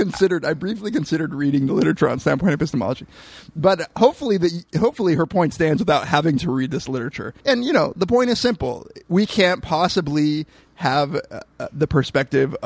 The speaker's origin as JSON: {"language": "English", "region": "Southern California", "country": "United States", "tie": "born or raised there", "said": "I'm not Mexican, but I grew up in Southern California"}